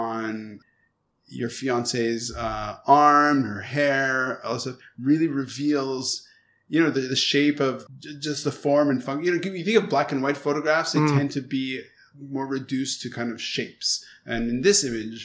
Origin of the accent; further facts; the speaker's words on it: Montreal, Quebec, Canada; moved away as an adult; now in Hong Kong; Originally from Montreal, I learned it's cichlid. But I'm a Canadian, you know, I'm a very French person